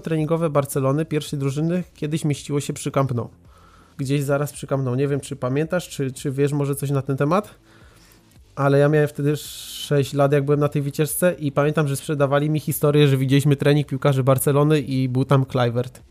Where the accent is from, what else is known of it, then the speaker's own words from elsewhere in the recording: Racibórz, Silesian Voivodeship, Poland; Ja jestem z Raciborza na Śląsku, to jest małe miasto, gdzie wtedy w ogóle nie było studia żadnego